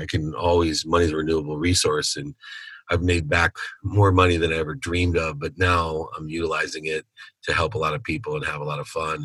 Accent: Akron, Ohio, United States; now in California, United States; Born in Akron, Ohio. I'm a Buckeye at heart.

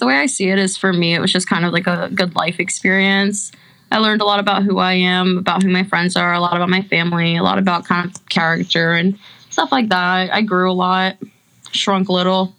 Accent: Olney, Maryland, United States; moved away as an adult; also born or lived in Gainesville, Florida; I'm a Jew from Olney, Maryland

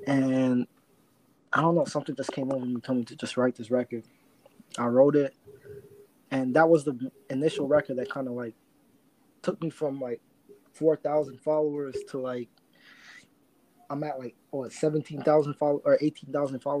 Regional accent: Toronto, Ontario, Canada; a lot of my fans say like I don't even sound like I'm from Toronto though.

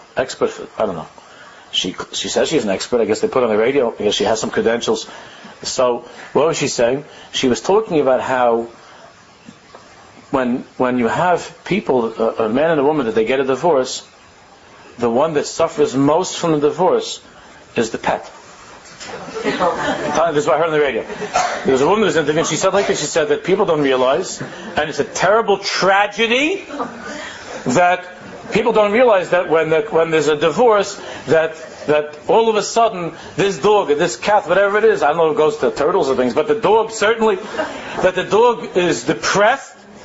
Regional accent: United States; we grew up in America

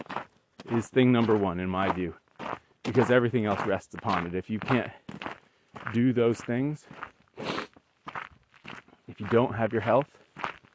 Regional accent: Western New England, United States; moved away; we decided to move back to where we grew up in Western New England

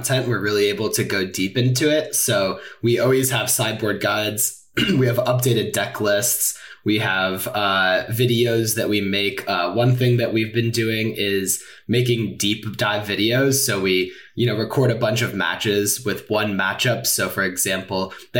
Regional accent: San Francisco, California, United States; moved away as an adult; now in St. Louis, United States; I am originally from San Francisco

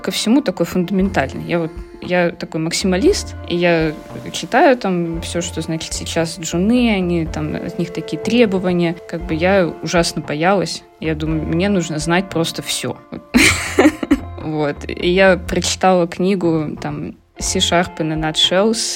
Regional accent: Khabarovsk, Khabarovsk Krai, Russia; moved away as an adult; also born or lived in Saint Petersburg, Russia; now in Netherlands; Я переехала в Питер. Из Хабаровска училась я в Хабаровске. Это на Дальнем Востоке

